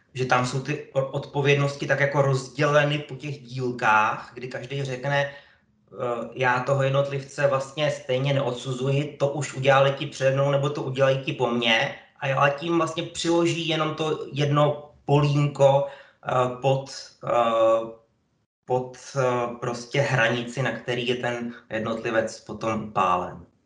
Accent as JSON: {"language": "Czech", "town": "Hradec Králové", "region": "Hradec Králové Region", "country": "Czechia", "tie": "born or raised there", "also_born_or_lived": "Brno", "said": "A já jsem vlastně z Hradce, nepovažuji se, že bych z Hradce kdy odešel. Já jsem měl celý život trvalé bydliště v Hradci"}